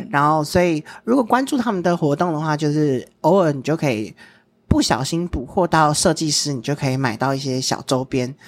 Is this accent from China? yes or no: no; Taiwan; 我们身为台湾人